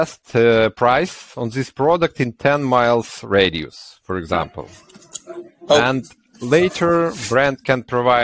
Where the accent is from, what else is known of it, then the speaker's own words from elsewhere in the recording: Ukraine; we are from Ukraine